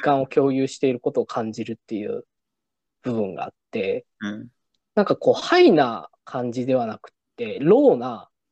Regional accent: Nagasaki, Japan; moved away; 実は僕、その長崎出身なんですね。

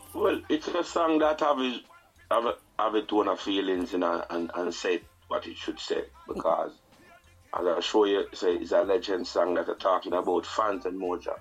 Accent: Saint Elizabeth, Jamaica; moved away; also born or lived in Kingston, Jamaica; I'm from Saint Elizabeth

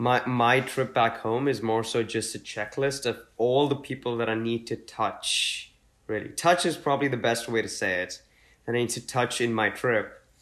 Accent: Mumbai, Maharashtra, India; growing up in Mumbai, which is not where most of my family was from

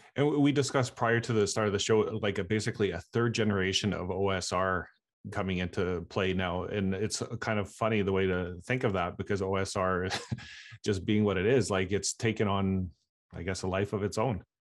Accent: Canada; I'm a Canadian

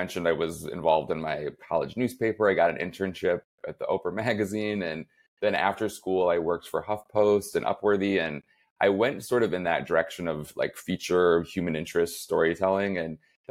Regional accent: Flint, Michigan, United States; moved away as an adult; also born or lived in New York; now in Chicago, United States; I grew up right outside of Flint, Michigan.

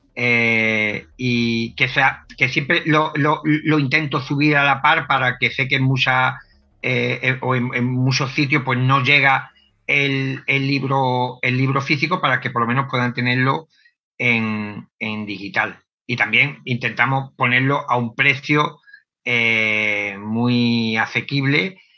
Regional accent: Cádiz, Andalusia, Spain; yo soy de, de Cádiz, de una zona de aquí de, España

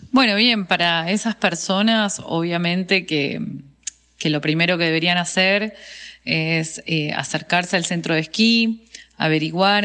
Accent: Bariloche, Río Negro, Argentina; also born or lived in Buenos Aires; yo nací acá en Bariloche, soy una de las personas que llamamos NIC, que son nacidos y criados en el lugar

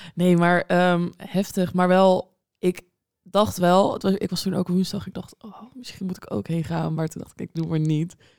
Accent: Groningen, Netherlands; moved away; ik kom uit Groningen

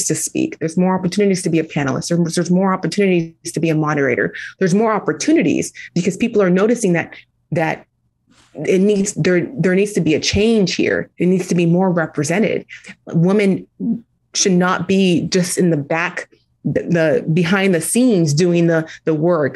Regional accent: United States; Being a Nigerian first generation American

